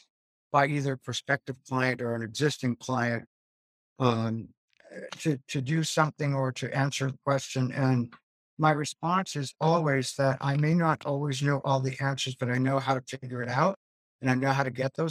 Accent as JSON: {"language": "English", "town": "Boston", "region": "Massachusetts", "country": "United States", "tie": "born or raised there", "also_born_or_lived": "New Hampshire / Vermont / New York", "moved": "as an adult", "said": "I grew up in the Boston area, the son of immigrants"}